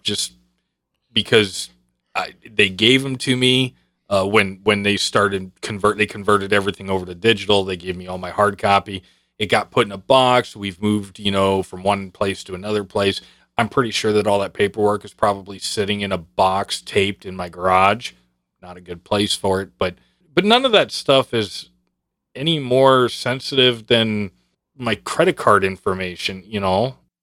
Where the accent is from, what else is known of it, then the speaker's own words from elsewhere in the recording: New York, United States; I was born in eighty. I don't have a birth certificate. In New York, they didn't issue birth certificates